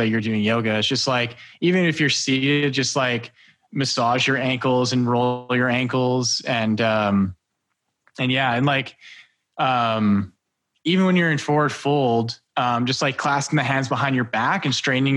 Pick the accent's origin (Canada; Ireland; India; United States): Canada; Alberta; I grew up in Alberta